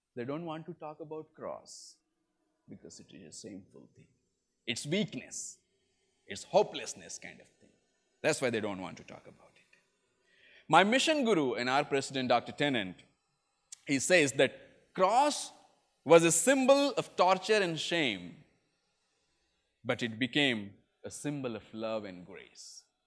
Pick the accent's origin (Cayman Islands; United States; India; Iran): India; Chhattisgarh; moved away; I come from northern India, I come from Chhattisgarh, which was part of another state called Madhya Pradesh earlier